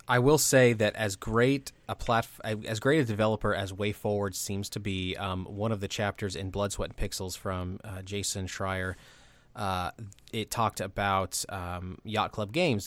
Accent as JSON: {"language": "English", "region": "Midwest", "country": "United States", "tie": "born or raised there", "said": "growing up in the Midwest"}